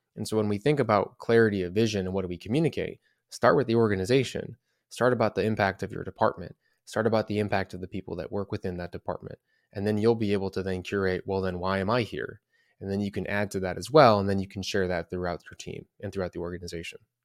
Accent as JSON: {"language": "English", "town": "Chicago", "region": "Illinois", "country": "United States", "said": "I'm from Chicago"}